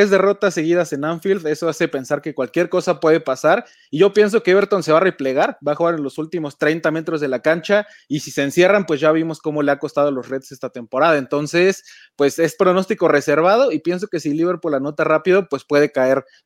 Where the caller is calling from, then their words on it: Mexico City, Mexico; desde México, la Ciudad de México.